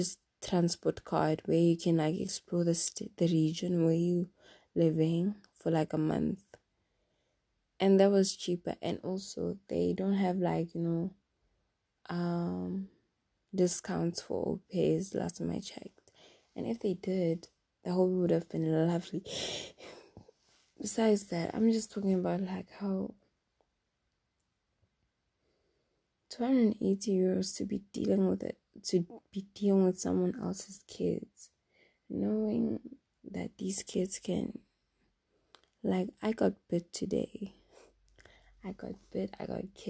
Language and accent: English; South Africa; English is a second language; moved away as an adult; now in Europe; I'm from South Africa